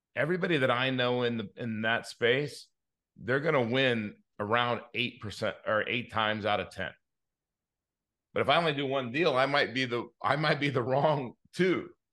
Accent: Inglewood, California, United States; I grew up in Inglewood

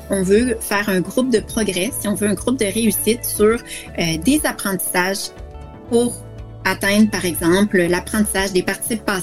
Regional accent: Quebec, Canada; j'ai grandi au Québec, donc j'ai fait ma scolarité dans le système scolaire québécois.

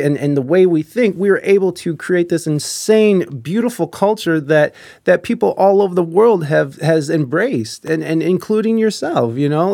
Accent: United States; as an American

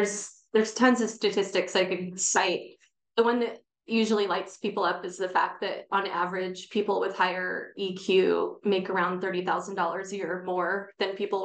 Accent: Bay Area, California, United States; I was born and raised in the Bay Area

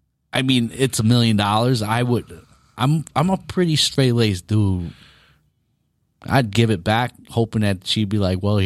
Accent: New York, United States; I'm from New York, bro.

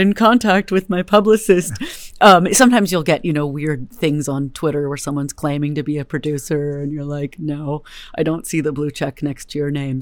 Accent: Berkeley, California, United States; also born or lived in Richmond, California; I'm a California native, Bay Area native, born and raised in Berkeley

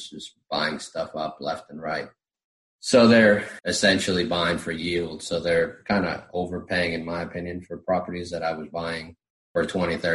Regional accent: Florida, United States; now in Summerville, United States; She's from Virginia. I'm from Florida. I didn't want to be in Virginia.

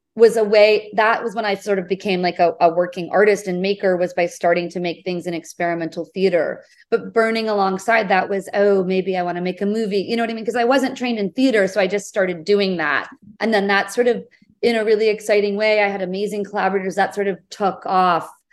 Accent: New England, United States; moved away as an adult; also born or lived in Portland, Oregon / New York City; I grew up in New England, in the U S

